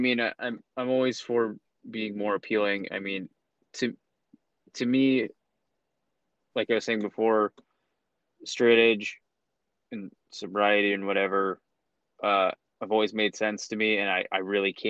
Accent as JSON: {"language": "English", "town": "Phoenix", "region": "Arizona", "country": "United States", "tie": "born or raised there", "also_born_or_lived": "Evanston, Illinois", "said": "I grew up really north in Phoenix"}